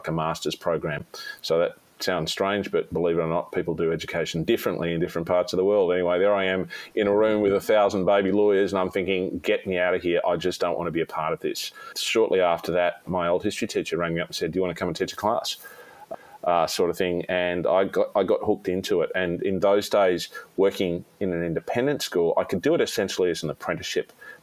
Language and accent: English; Sydney, New South Wales, Australia; we had to relocate back to my hometown of Sydney, more in my original hometown of Sydney